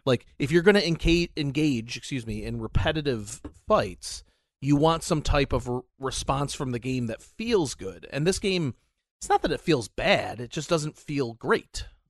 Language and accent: English; United States; we're both American